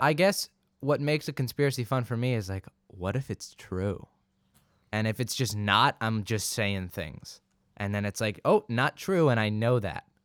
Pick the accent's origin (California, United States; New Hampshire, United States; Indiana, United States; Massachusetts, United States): California, United States; Santa Barbara; also born or lived in England; I was technically born in Santa Barbara